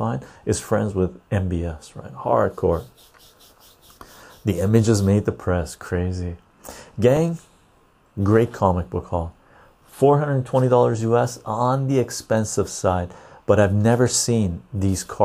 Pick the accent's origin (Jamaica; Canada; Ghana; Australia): Canada; I'm from Canada.